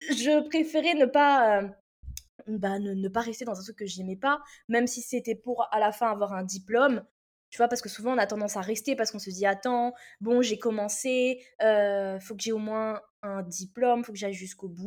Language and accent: French; Réunion; moved away as an adult; also born or lived in Metropolitan France; now in France; moi j'ai grandi à l'île de la Réunion, donc euh, moi je suis arrivée en métropole à mes 18 ans.